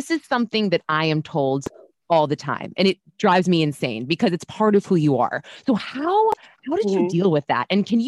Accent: New York, United States; I am in Manhattan. I love LA, but I'm a New York girl.

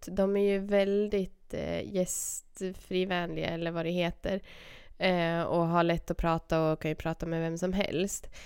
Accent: Sweden; jag är ju svensk, så jag är ju stel och blyg.

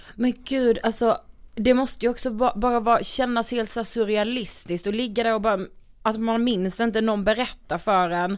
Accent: Karlshamn, Blekinge, Sweden; vi kommer ju från Karlshamn

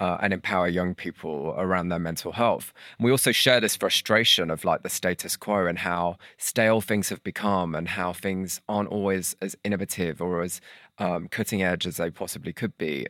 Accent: St Helens, North West England, United Kingdom; I grew up in Saint Helens

